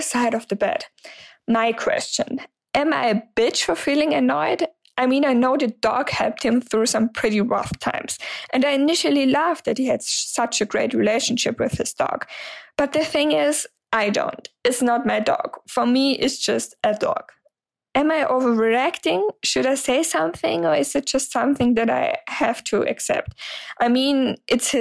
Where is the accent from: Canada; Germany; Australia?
Germany; English is a second language; I'm 26 years old and I'm from Germany, so sorry for the accent